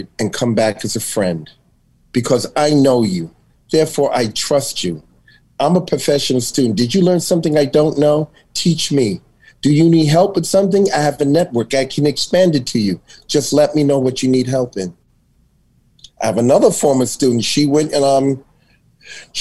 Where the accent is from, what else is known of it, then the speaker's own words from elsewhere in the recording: New York City, New York, United States; I grew up in Astoria Projects